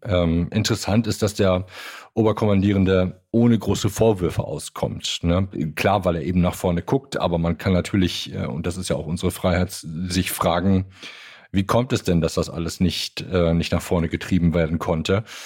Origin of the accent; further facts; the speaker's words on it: Germany; bei uns in Deutschland